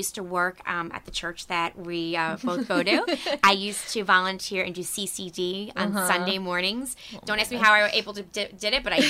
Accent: Harrison, New York, United States; I grew up in a town of Harrison, which is in Westchester County

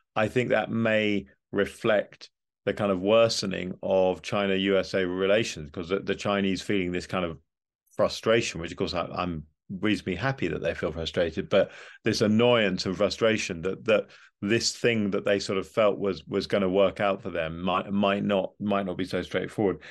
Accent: United Kingdom; as a Brit, I'm a very pro-European Brit

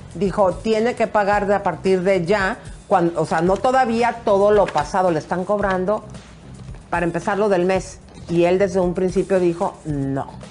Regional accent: Mexico; para mí como mexicana

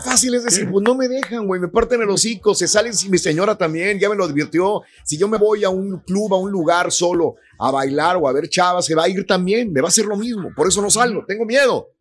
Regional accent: Mexico; now in United States; yo soy nacido en México, vivo en Estados Unidos

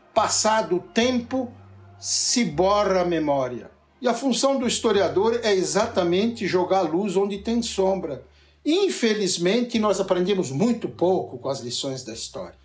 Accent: Nova Veneza, Santa Catarina, Brazil; Eu vivi a minha infância em Nova Veneza

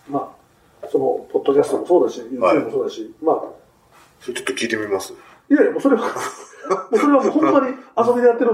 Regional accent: Nagoya, Aichi, Japan; moved away; 僕、名古屋の方の出身で

